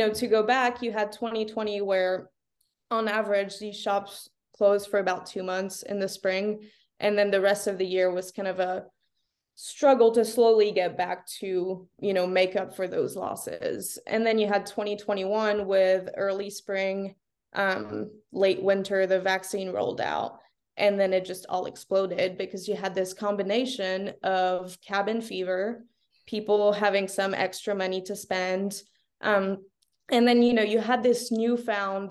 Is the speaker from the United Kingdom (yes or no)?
no; France; also born or lived in California; now in Oklahoma City, United States; I grew up in France